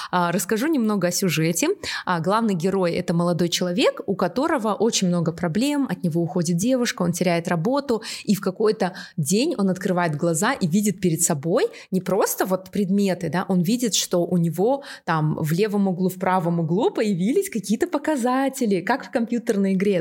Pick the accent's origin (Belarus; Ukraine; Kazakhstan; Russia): Kazakhstan; Aktobe, Aktobe Region; Я сама из Актобе, и я была школьницей